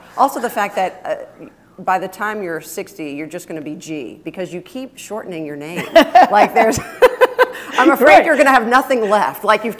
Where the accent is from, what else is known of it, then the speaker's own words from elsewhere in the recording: Alabama, United States; I grew up in Alabama.